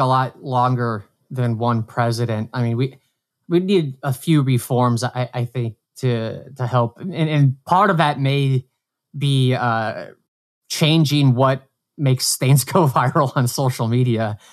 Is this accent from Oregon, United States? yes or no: no; Brainard, Nebraska, United States; now in New York, United States; my hometown, like, Brainerd